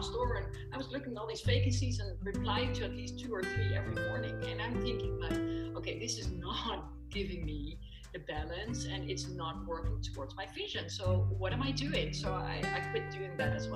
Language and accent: English; Dubai, United Arab Emirates; now in Netherlands; I was born in Dubai. I'm a desert girl